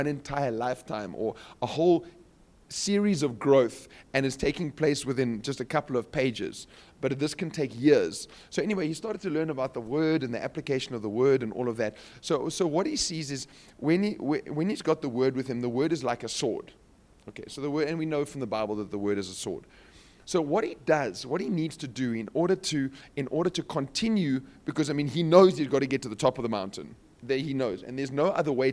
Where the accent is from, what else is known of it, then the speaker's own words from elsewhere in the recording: Cape Town, Western Cape, South Africa; I'm from Cape Town, so we've got some mountains